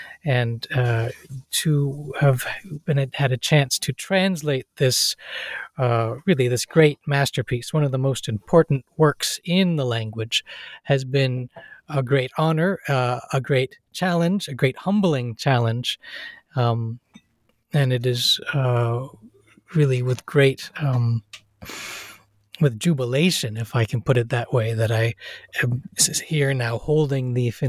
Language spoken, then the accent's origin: English; Seattle, Washington, United States; born there; Well, I was born in Seattle, Washington, in the state of Washington, the United States.